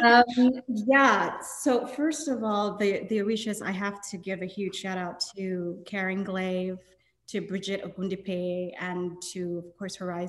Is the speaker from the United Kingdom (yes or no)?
no; Nigeria; I'm Nigerian